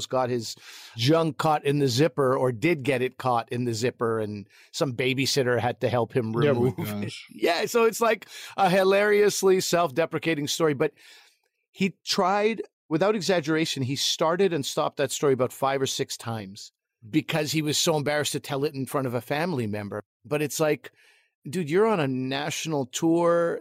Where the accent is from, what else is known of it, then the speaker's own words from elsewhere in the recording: Pakistan; as a Pakistani, a fellow Pakistani